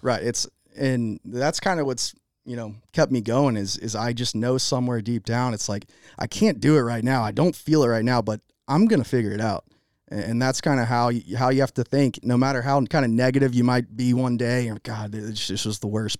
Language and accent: English; Jacksonville, Florida, United States; I grew up in Jacksonville, Florida